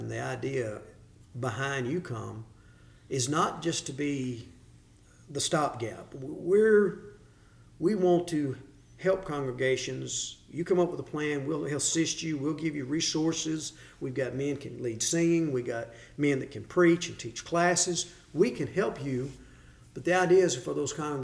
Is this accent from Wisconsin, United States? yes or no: no; Hopkinsville, Kentucky, United States; moved away as an adult; now in Cookeville, United States; I'm originally from Hopkinsville, Kentucky.